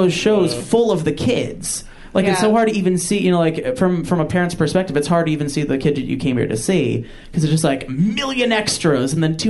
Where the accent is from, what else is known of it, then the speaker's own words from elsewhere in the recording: Massapequa, New York, United States; I'm from Long Island, New York, Massapequa.